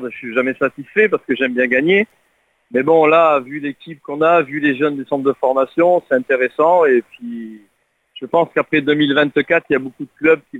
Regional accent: Lens, Hauts-de-France, France; moi je suis natif de Lens, je suis le Lensois

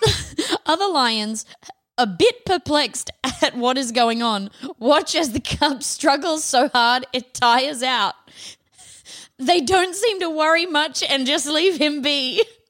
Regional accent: Australia; we're Australian

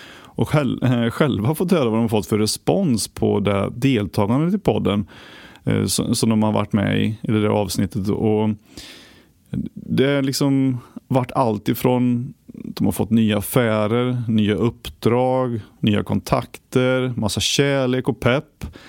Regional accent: Västergötland, Västra Götaland, Sweden; moved away; där jag kommer från i Västergötland

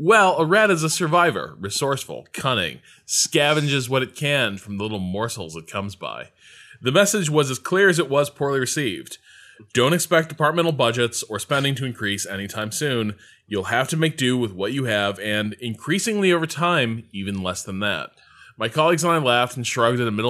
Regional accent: Boston, Massachusetts, United States; I'm from Boston.

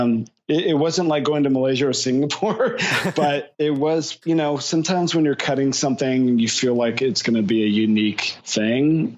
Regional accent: California, United States; also born or lived in New York; now in Los Angeles, United States; I'm actually originally from California

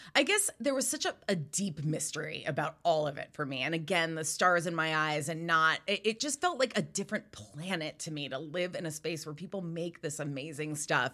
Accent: Rhode Island, United States; I grew up in Rhode Island

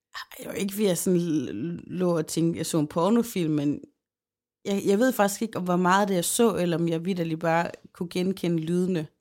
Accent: Aarhus, Central Denmark Region, Denmark; vi boede begge i Aarhus

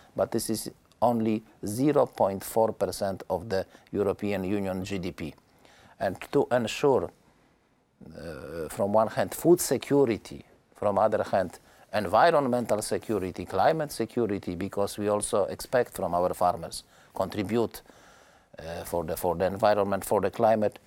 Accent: Poland; my home country, Poland

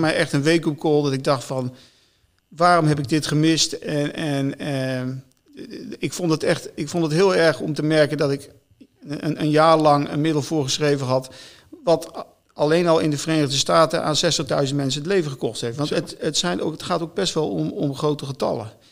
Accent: Netherlands; ik als Nederlander

